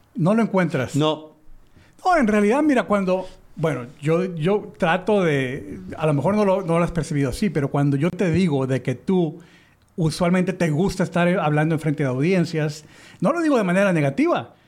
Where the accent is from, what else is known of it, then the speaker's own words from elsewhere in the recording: Mexico; le decimos en México